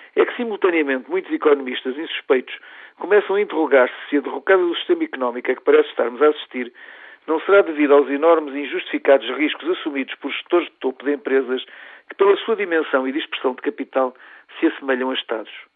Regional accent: Portugal; como portugueses

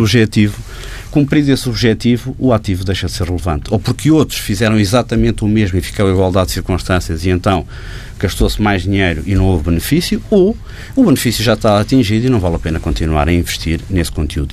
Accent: Portugal; num país como o nosso, em que o, a população portuguesa

